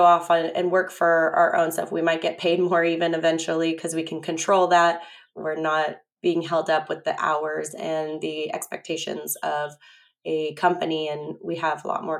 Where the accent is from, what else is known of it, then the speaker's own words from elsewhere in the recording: San Diego, California, United States; I grew up in La Jolla, and all my grandparents grew up in La Jolla